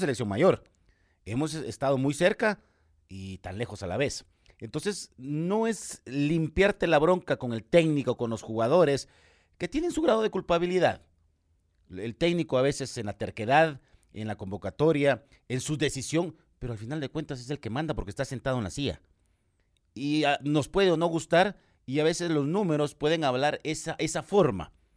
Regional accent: Guatemala; ahora soy aficionado guatemalteco como Chapín

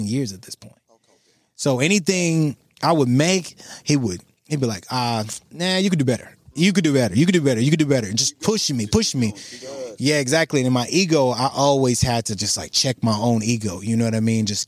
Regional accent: Dallas, Texas, United States; I grew up in South Dallas and then I moved to North Dallas, which has a lot of money

